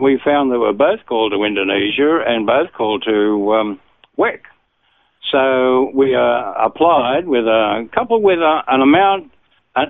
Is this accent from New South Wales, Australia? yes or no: yes; Sydney, New South Wales, Australia; I was born in Sydney and raised in Bexley, a suburb of Sydney, southern suburb